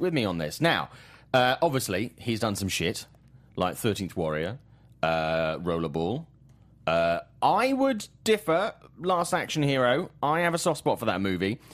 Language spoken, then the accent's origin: English; Swansea, Wales, United Kingdom; my, my hometown of Swansea in, in the U K